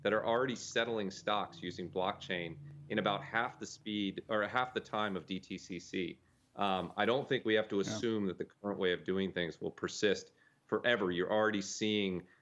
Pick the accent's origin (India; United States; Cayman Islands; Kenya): United States; as an American citizen